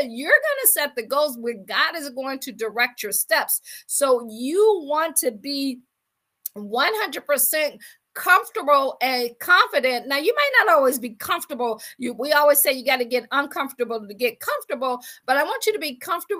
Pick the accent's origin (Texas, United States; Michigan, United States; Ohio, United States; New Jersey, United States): Ohio, United States; Akron; moved away as an adult; also born or lived in Washington, District of Columbia, United States / Baltimore / Boston / Pittsburgh; I'm from Akron, Ohio